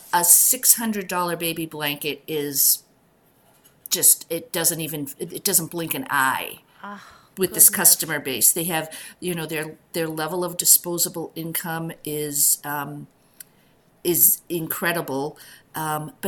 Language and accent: English; Boston, Massachusetts, United States; also born or lived in rural Connecticut; now in Northampton, United States; I'm from the Boston area originally.